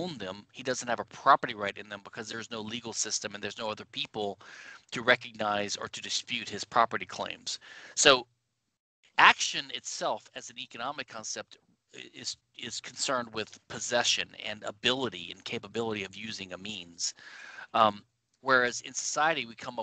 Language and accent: English; Louisiana, United States; I'm from Louisiana, the only civil law state in the United States.